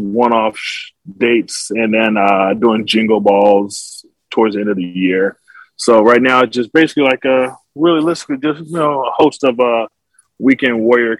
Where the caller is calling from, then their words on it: Burbank, California, United States; I'm joining you from Center Stage Rehearsal Studio in Burbank, California, where I'm currently doing summer rehearsals